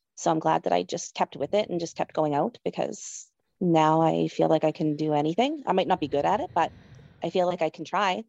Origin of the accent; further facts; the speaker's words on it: Nova Scotia, Canada; moved away as an adult; now in Manitoba, Canada; I grew up in Nova Scotia, and I lived there most of my life